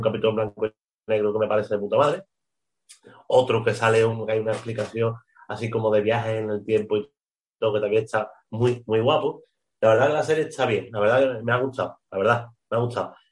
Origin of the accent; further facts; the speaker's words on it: Spain; los que somos malos somos los españoles